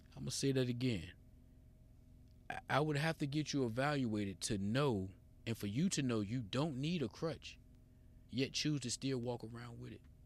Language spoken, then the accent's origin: English; United States